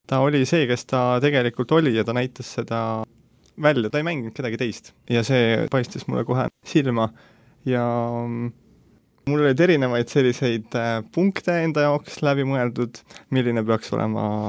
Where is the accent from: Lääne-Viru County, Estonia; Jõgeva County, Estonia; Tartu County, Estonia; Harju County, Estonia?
Harju County, Estonia; Tallinn; sündinud, kasvanud Tallinnas ja siiamaani elan Tallinnas